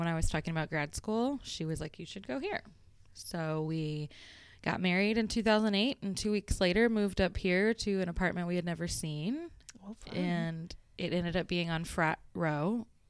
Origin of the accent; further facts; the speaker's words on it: Florida, United States; moved away as an adult; originally, I'm from Florida.